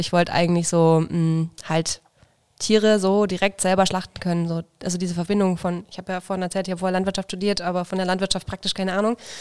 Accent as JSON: {"language": "German", "town": "Feucht", "region": "Bavaria", "country": "Germany", "moved": "as an adult", "said": "Ich komme aus der Nähe von Nürnberg, aus Feucht bei Nürnberg"}